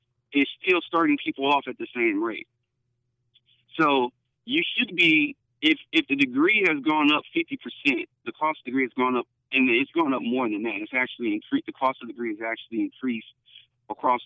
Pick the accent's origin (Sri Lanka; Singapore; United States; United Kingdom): United States; Detroit, Michigan; moved away as an adult; now in Houston, United States; I'm not from Texas originally. Grew up in Detroit, Michigan originally